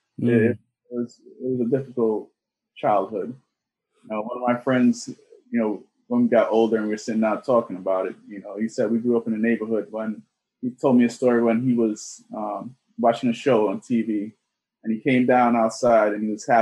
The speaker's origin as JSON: {"language": "English", "town": "New York City", "region": "New York", "country": "United States", "tie": "born or raised there", "also_born_or_lived": "Georgetown, Guyana", "said": "I came to New York in 1989, settled in the Flatbush section of Brooklyn"}